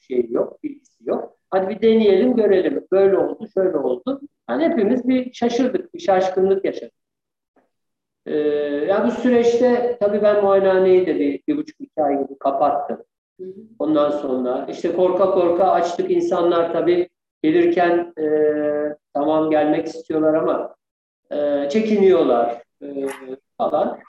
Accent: Eskişehir, Turkey; also born or lived in Ankara / Bayramiç, Çanakkale; ben Eskişehirliyim aslında. Eskişehir doğumluyum. Ee, Eskişehir e, ilkokul, ortaokul, lise Eskişehir'de.

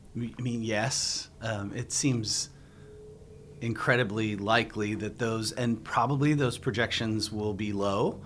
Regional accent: Southern California, United States; now in Arizona, United States; I grew up in Southern California

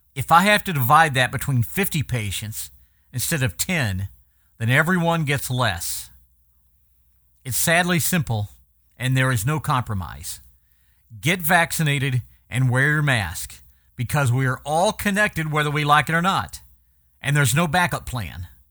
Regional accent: Oklahoma, United States; my hometown in Oklahoma

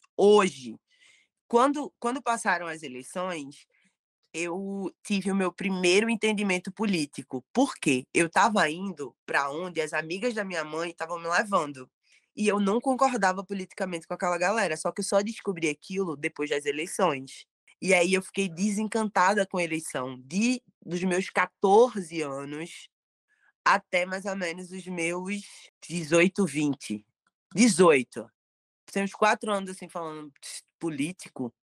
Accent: Palmares, Pernambuco, Brazil; also born or lived in Recife / Olinda; Eu nasci em Recife, mas eu cresci entre Olinda e, e Palmares

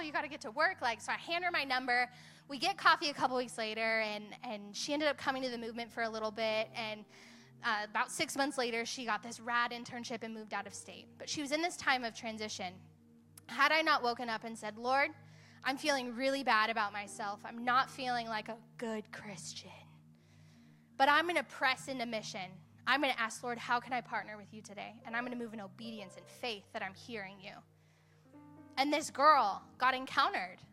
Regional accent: Hemet, California, United States; moved away; I am from Hemet. Love me. Love me some Hemet

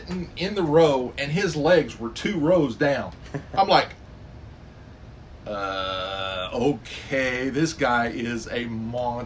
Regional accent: Idaho, United States; I grew up in Idaho. I grew up in Idaho

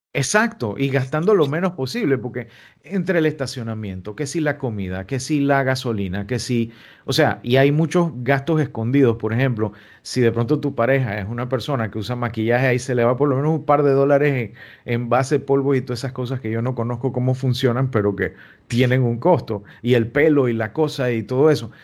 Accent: Panama; nosotros como panameños

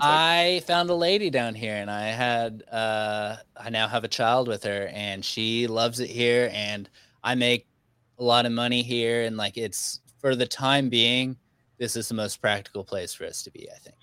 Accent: Arkansas, United States; now in Texas, United States; I'm actually from Arkansas. I live in Texas

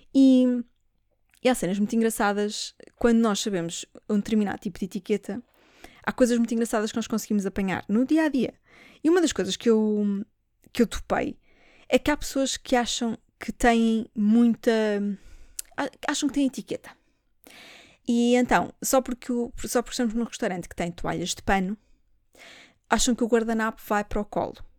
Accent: Portugal; eu sou portuguesa

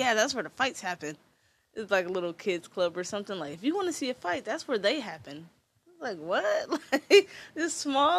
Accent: Detroit, Michigan, United States; moved away; also born or lived in Canada; I'm from Detroit

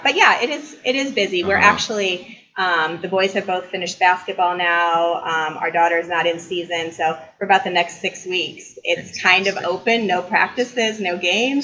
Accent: Columbia City, Indiana, United States; I was born and raised here in Columbia City

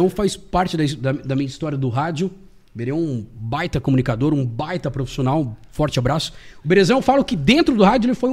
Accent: Lages, Santa Catarina, Brazil; born there; eu sou nascido em Lages. Só nasci, na verdade.

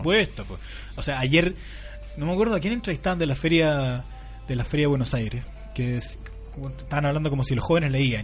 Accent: La Serena, Coquimbo, Chile; la Universidad de La Serena, de donde yo provengo

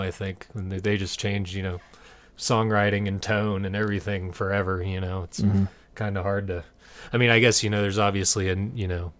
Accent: Greensboro, North Carolina, United States; growing up in Greensboro, you know, there's a huge metal scene

